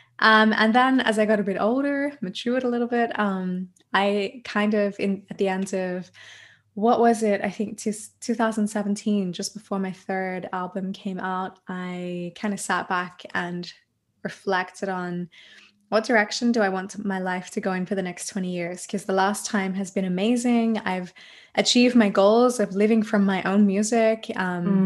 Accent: Australia; moved away as an adult; now in Germany; I'm an Australian mantra musician, voice coach, and yoga teacher based in Germany

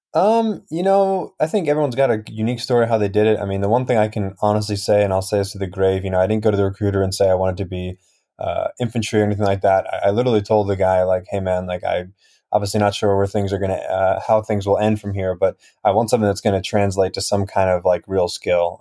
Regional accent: New Jersey, United States; born or raised there; also born or lived in Russia / Highlands, New Jersey

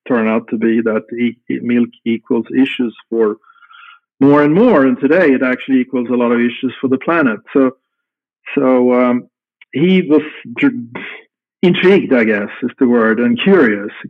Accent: Stockholm, Stockholm County, Sweden; moved away as an adult; also born or lived in Östersund, Sweden; now in Wilson, United States; from I was 3 years old, I grew up in Stockholm, which is the capital of Sweden today.

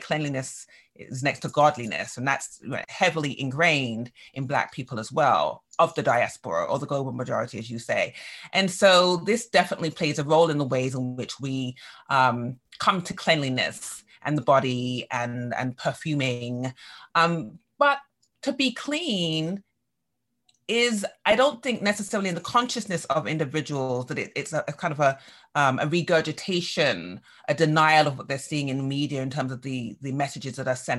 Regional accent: England, United Kingdom; now in United States; growing up in England

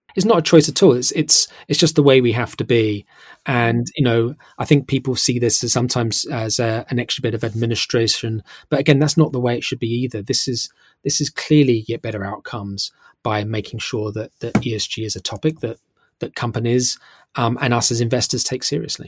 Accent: United Kingdom; now in London, United Kingdom; I'm British and I live here in, in London

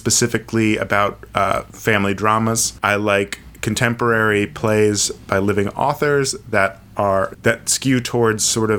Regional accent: Maine, United States; moved away as an adult; also born or lived in upstate New York; now in New York City, United States; I also grew up on an island in Maine. I then went to school in upstate New York and then moved directly from there to New York City, where I've been ever since. So I've been in New York for 7 years now.

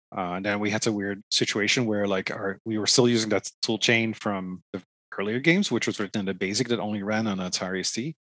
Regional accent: Netherlands; now in Toronto, Canada; i'm originally from the netherlands

